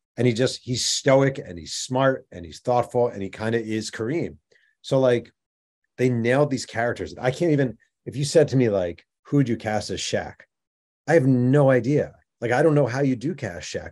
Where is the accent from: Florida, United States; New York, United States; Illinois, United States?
New York, United States; I'm from New York